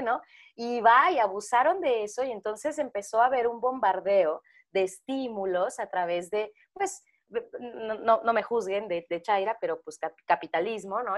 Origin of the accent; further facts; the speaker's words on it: Tapachula, Chiapas, Mexico; yo, soy de Chiapas, de Tapachula, y hacía un chingo de calor.